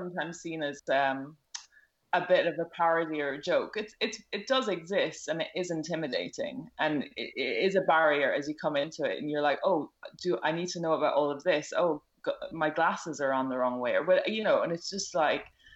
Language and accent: English; Ireland; accent: Irish; moved away as an adult; now in London, United Kingdom; I'm Irish, as you can probably tell from my accent